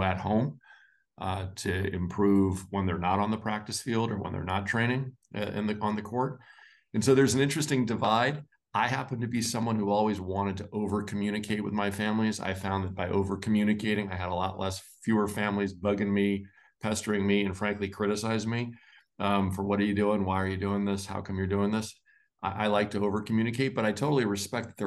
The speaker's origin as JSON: {"language": "English", "town": "Los Angeles", "region": "California", "country": "United States", "tie": "born or raised there", "said": "I grew up in Los Angeles"}